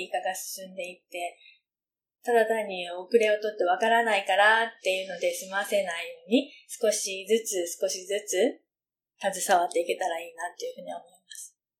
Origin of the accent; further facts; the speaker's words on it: Japan; この街で私は生まれ育った